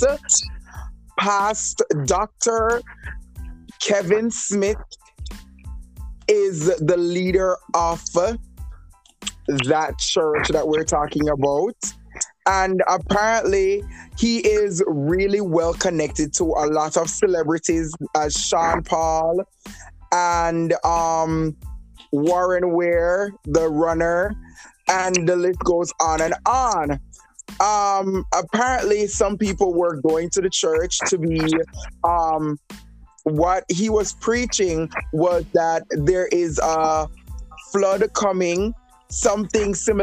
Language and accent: English; Jamaica; knowing I'm from Jamaica and how I grew up